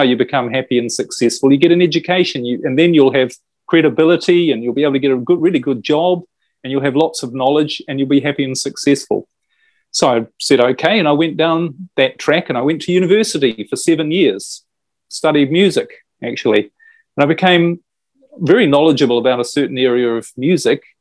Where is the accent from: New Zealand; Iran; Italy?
New Zealand; I was brought up in New Zealand